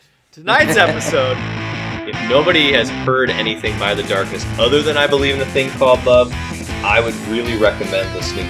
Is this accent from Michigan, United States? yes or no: yes; Grand Rapids, Michigan, United States; it was very much just a small Midwestern dot, and we were lucky to have Gillian Anderson be from our neck of the woods.